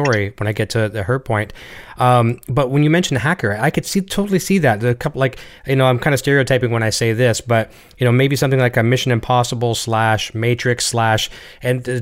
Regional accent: Canada; accent: Canadian; my accent from Canada

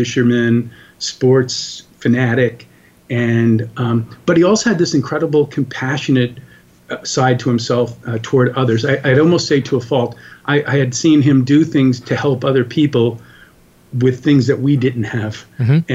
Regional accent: New York and Long Island, United States; I grew up in New York and Long Island, New York

